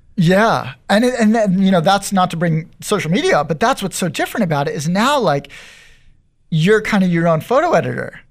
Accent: San Diego, California, United States; I grew up in North County. I grew up in Carmel Valley

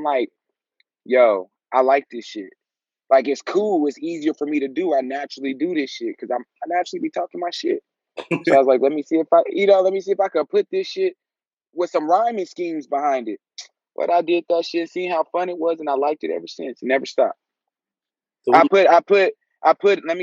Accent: Wichita, Kansas, United States; moved away as an adult; also born or lived in Oklahoma City; now in Dallas, United States; I'm from Wichita, Kansas. Okay. I live in Texas now. I live out in Dallas, but I'm from Wichita, Kansas. I'm lived in Wichita until I was 18

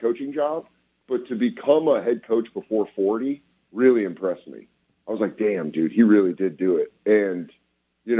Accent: Colorado, United States; I'm from Colorado

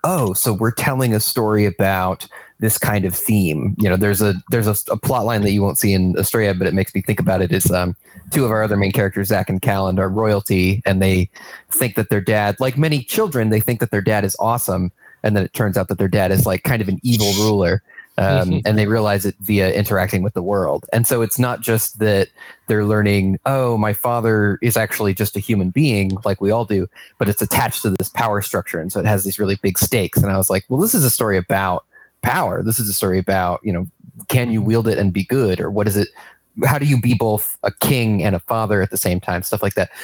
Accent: New York, United States; moved away as an adult; now in Ohio, United States; So I moved to Ohio from New York, where I'm from, in 2016

